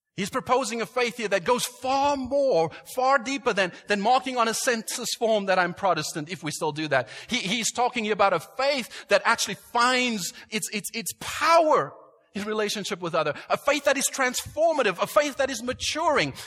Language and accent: English; South Africa; moved away; I grew up in South Africa